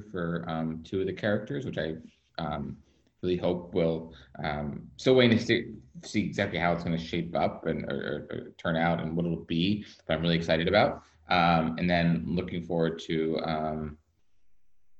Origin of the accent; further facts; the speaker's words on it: New England, United States; also born or lived in New York; now in Los Angeles, United States; I grew up in New England, like snow days were the best